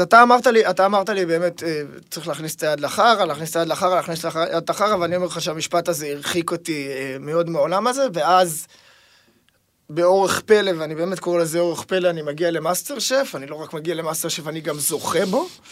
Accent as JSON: {"language": "Hebrew", "town": "Tel Aviv", "region": "Tel Aviv District", "country": "Israel", "tie": "born or raised there"}